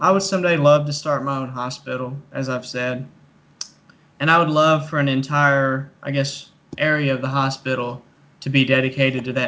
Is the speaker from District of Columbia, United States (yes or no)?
no; Manchester, Kentucky, United States; I'm from Clay County, Kentucky. So that's Manchester.